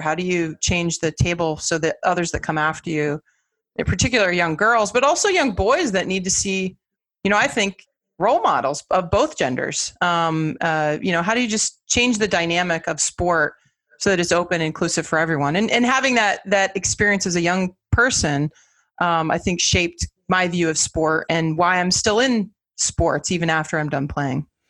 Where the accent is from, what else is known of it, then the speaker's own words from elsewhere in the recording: Los Angeles, California, United States; now in Boston, United States; I grew up in Los Angeles